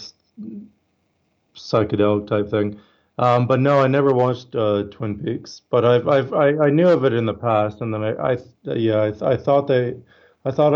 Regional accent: Canada; now in Australia; I'm Canadian. I live in Australia, but I'm Canadian

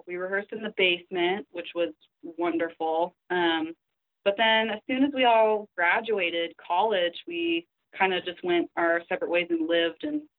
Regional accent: Nampa, Idaho, United States; moved away; I'm actually from Nampa

